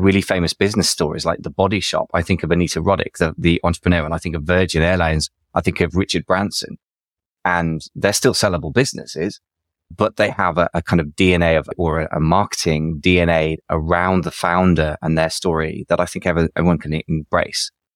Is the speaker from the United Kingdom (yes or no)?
yes; England, United Kingdom; I'm English